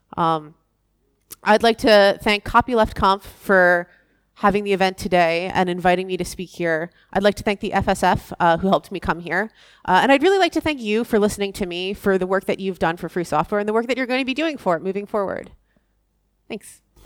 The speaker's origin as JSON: {"language": "English", "region": "Massachusetts", "country": "United States", "tie": "born or raised there", "said": "my home state of Massachusetts"}